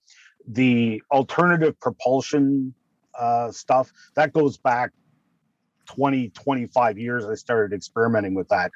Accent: Canada; I'm being Canadian

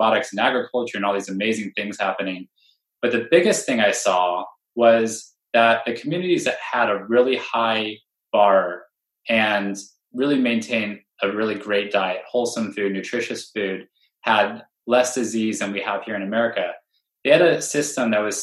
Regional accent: Bay Area, California, United States; I'm from the Bay Area, right? Where I was born in this ecosystem

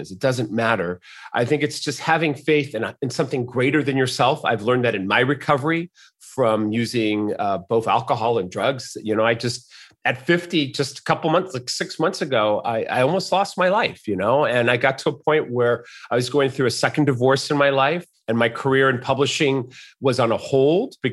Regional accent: Mexico City, Mexico; born there; I was born in Mexico City. My mother uh, had me born there because my father was traveling. My dad's an American um, man

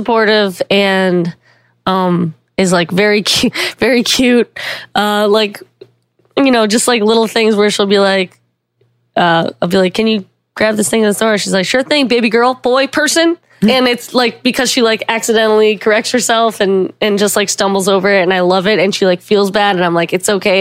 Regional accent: the South, United States; I grew up in the South

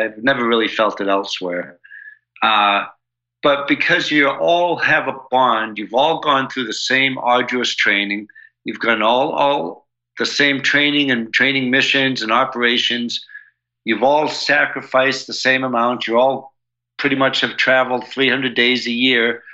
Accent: United States; I'm all American

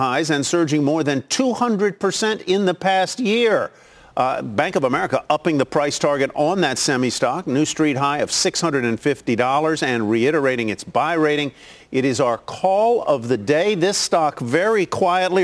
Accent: Virginia, United States; my home state, Old Dominion.

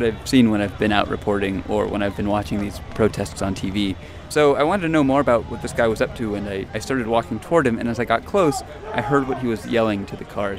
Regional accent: Anaheim, California, United States; at the convention center in Anaheim, California. Mm-hmm. It's my hometown, by the way.

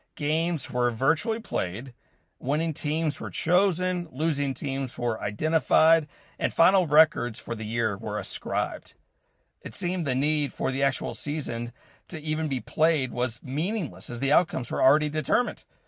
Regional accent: St. Louis, Missouri, United States; the city of Saint Louis, my hometown

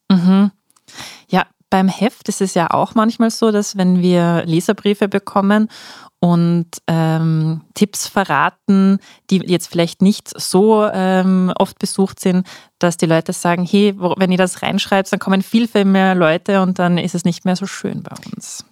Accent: Seefeld in Tirol, Tyrol, Austria; ich komme aus, aus Seefeld in Tirol, da bin ich aufgewachsen

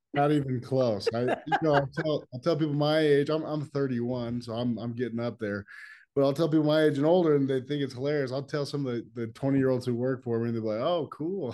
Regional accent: Los Angeles, California, United States; I grew up in Los Angeles

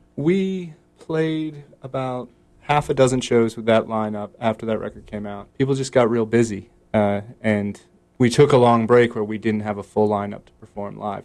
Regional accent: Baltimore, Maryland, United States; now in Raleigh, United States; I grew up in Baltimore, which is like 45 minutes from DC or whatever.

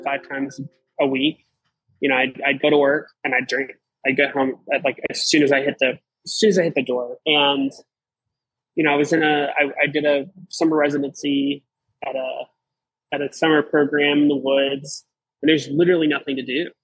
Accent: Southeastern Virginia, United States; moved away as an adult; I'm from Southeastern Virginia. I moved here for a job in June

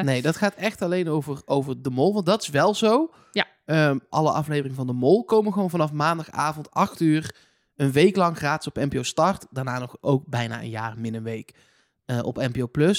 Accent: Eindhoven, North Brabant, Netherlands; Ik kom zelf uit Eindhoven.

